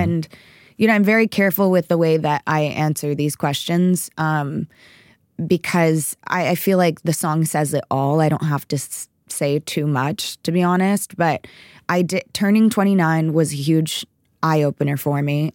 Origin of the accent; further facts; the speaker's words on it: Texas, United States; I was raised in Texas